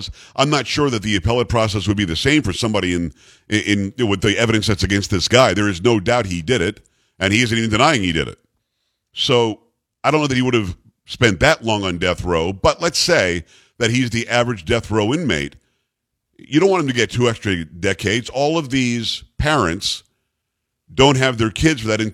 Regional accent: South Florida, United States; I grew up in South Florida, not far from where Parkland, Florida is

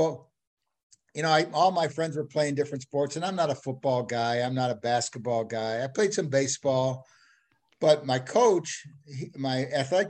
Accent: St. Louis, Missouri, United States; I grew up in St. Louis

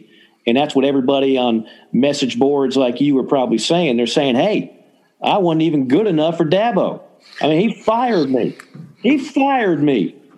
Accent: Chatsworth, Georgia, United States; I'm from Chatsworth, Georgia. Now, you probably don't know where that is, and I'm not going to tell you.

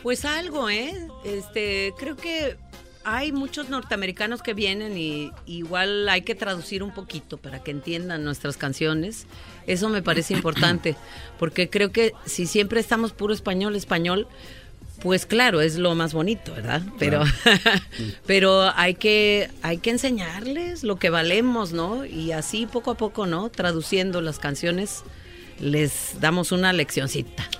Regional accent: Oaxaca, Mexico; poco oías hablar el mixteco, el zapoteco en mi tierra, no se oía en, la ciudad de Oaxaca

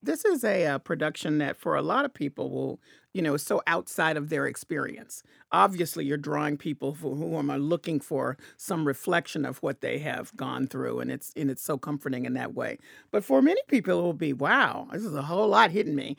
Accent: Memphis, Tennessee, United States; I'm from Memphis, Tennessee, so I heard that song a billion times in church

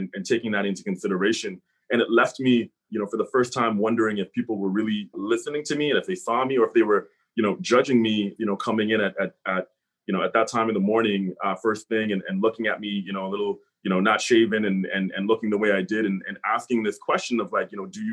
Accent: Hamilton, Ontario, Canada; I grew up here in Hamilton.

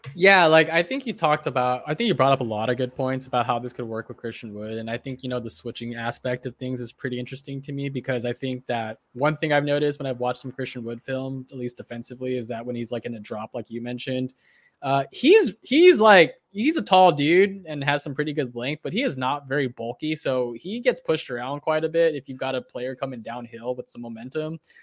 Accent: United States; as an American and as someone that roots for Team U S A in the Olympics

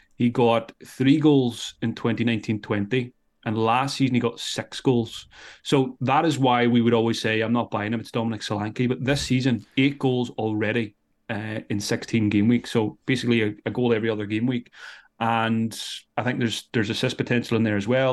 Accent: Ireland; I'm Irish

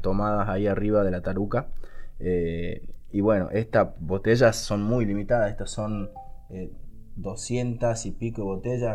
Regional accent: Salta, Argentina; yo soy salteño

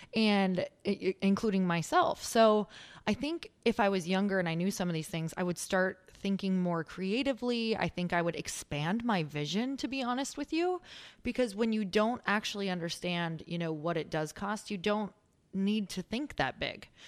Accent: Midwest, United States; now in Los Angeles, United States; I come from the Midwest and now being out in L

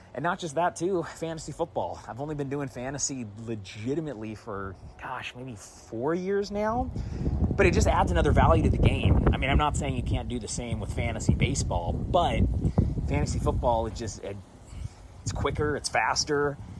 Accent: Seattle, Washington, United States; born or raised there

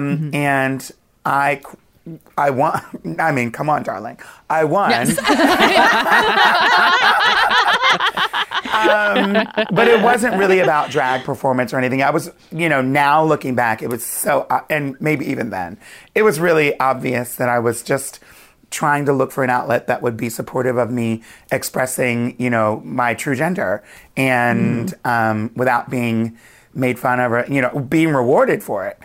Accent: Wilmington, Delaware, United States; moved away as an adult; now in New York, United States; I grew up near Philly in Wilmington, Delaware.

